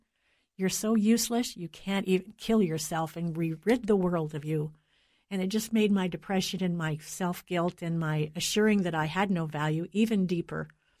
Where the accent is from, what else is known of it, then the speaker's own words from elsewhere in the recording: United States; I'm an American